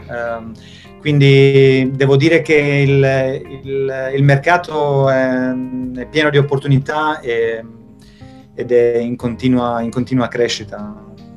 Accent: Italy; moved away as an adult; also born or lived in Spain / Florence, Italy; now in Sweden; penso che avrei avuto le stesse opportunità di crescita e di, sia professionale che, che personale se fossi, rimasto, se fossi, rimasto, in Italia

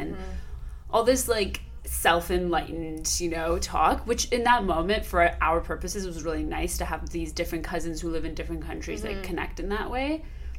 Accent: Iran; how is it that we grew up with in Iran during a time of revolution, and then a war, and then another war

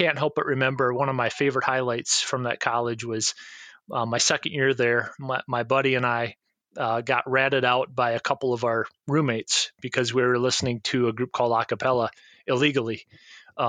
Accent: South Central Minnesota, United States; moved away; also born or lived in Georgia; where I grew up in South Central Minnesota

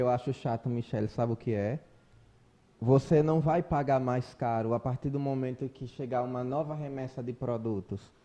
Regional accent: Brazil; embora eu entenda como brasileiro

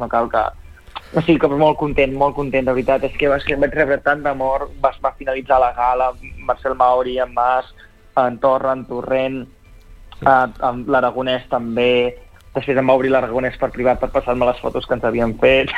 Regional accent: Catalonia, Spain; jo com a xinès-català

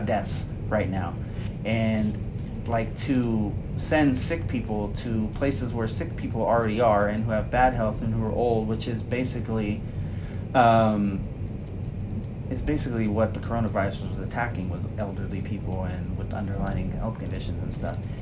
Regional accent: United States; as American people.

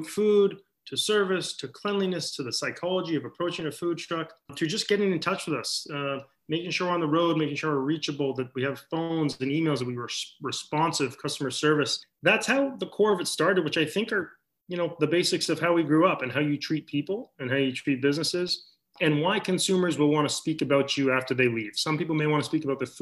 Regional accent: Maine, United States; moved away; when we were growing up in Maine

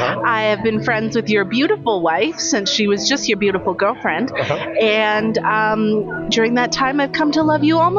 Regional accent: Muskoka, Ontario, Canada; moved away; I am grateful to live in such a beautiful part of the province. As you know, I am an import. I grew up in Muskoka, which is equally beautiful, but in a different way.

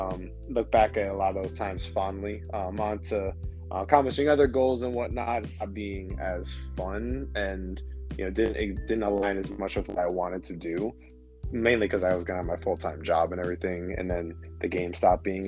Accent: Clearwater, Florida, United States; moved away as an adult; now in Orlando, United States; I'm originally from Clearwater, Florida. That's near, over on the west side near Tampa. But I've stayed in Orlando since 2014

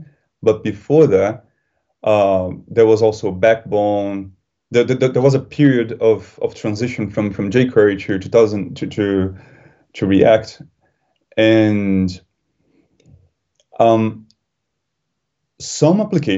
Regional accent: Brazil; moved away as an adult; also born or lived in Germany; now in London, United Kingdom; I am originally from Brazil, even though now I live in London. But before coming to London, I lived in Germany for 2 years.

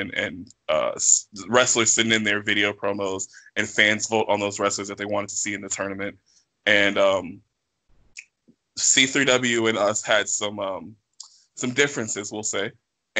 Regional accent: Oklahoma, United States; I was born in Oklahoma

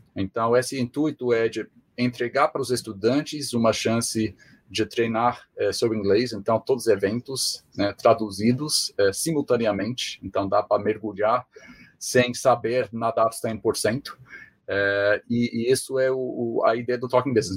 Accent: Springfield, Massachusetts, United States; Portuguese is a second language; moved away as an adult; also born or lived in Spain; sou norte-americano, sou assim, nativo de perto de Boston, nasci uh, em Springfield, que é uma cidade que fica a uma hora e meia de Boston

